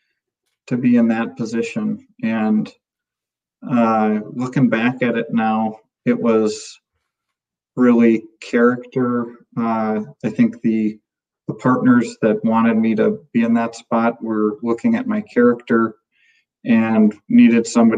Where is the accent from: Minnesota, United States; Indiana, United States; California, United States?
Minnesota, United States; moved away as an adult; also born or lived in North Dakota / Willmar, Minnesota; I'm from Minnesota originally, and I've lived in North Dakota the last 20 years of my life. Just moved back to Minnesota last summer.